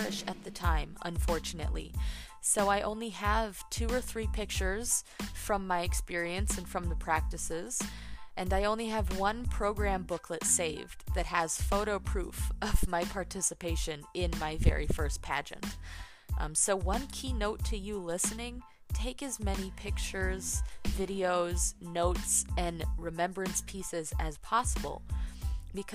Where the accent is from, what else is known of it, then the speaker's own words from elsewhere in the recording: Woodstock, Illinois, United States; growing up in Woodstock, Illinois